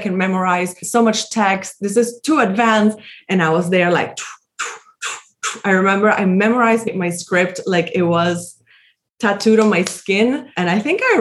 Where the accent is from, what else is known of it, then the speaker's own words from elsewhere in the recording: Caracas, Capital District, Venezuela; I grew up in Caracas, which is the capital of Venezuela